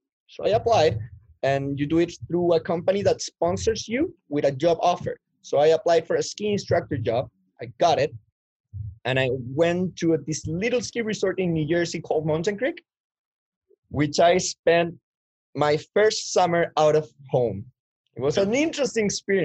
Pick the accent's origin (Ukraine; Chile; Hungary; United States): Chile; moved away as an adult; now in Canada; I come from Chile, South America.